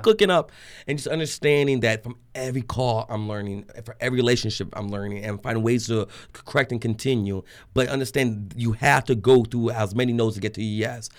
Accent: Trinidad & Tobago; now in Arizona, United States; I'm just a Trinidadian Jewish boy in Arizona

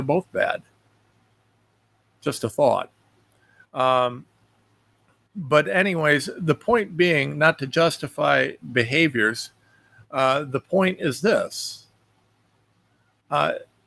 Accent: United States; as an American

